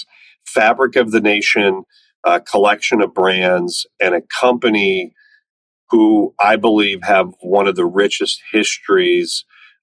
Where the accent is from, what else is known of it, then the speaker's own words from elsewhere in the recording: Cincinnati, Ohio, United States; moved away as an adult; I grew up in Cincinnati, Ohio, lived in the same house my whole life